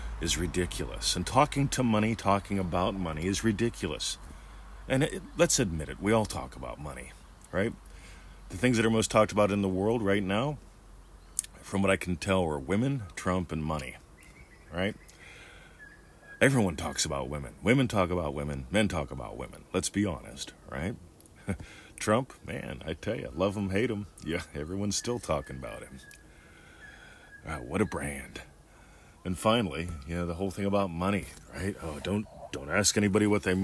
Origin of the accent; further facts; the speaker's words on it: Pennsylvania, United States; now in Australia; I grew up in Pennsylvania